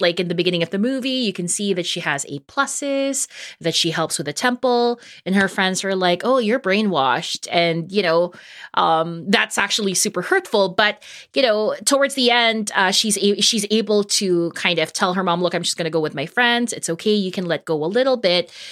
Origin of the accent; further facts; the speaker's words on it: Toronto, Ontario, Canada; We're both from Toronto.